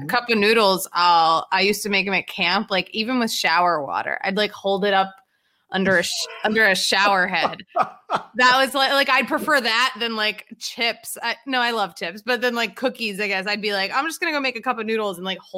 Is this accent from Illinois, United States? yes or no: no; Philadelphia, Pennsylvania, United States; I'm basically from the Long Island of Philadelphia.